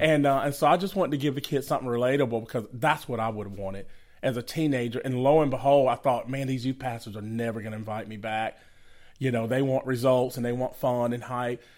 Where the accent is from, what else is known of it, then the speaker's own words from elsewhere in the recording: Conyers, Georgia, United States; also born or lived in Macon, Georgia / Atlanta, Georgia; we grew up partially in Macon, Georgia, and then most of our lives in Conyers, Georgia